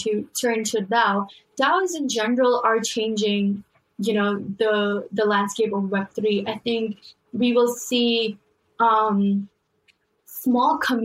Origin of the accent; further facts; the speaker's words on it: Pakistan; now in United States; I come from Pakistan